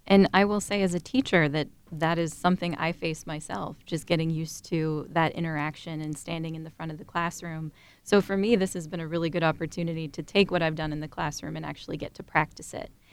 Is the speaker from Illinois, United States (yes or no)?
no; Dover, Ohio, United States; I'm originally from Dover, Ohio. So I grew up on a two hundred acre registered Holstein dairy farm